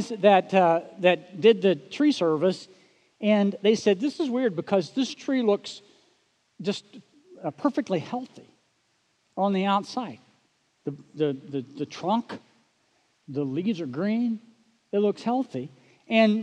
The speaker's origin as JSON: {"language": "English", "region": "Oklahoma", "country": "United States", "tie": "born or raised there", "moved": "yes", "said": "growing up in Oklahoma"}